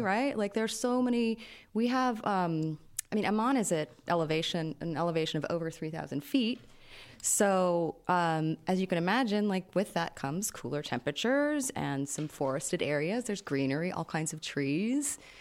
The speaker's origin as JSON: {"language": "English", "country": "United States", "moved": "yes", "lives_now": "Jordan", "said": "as an American here"}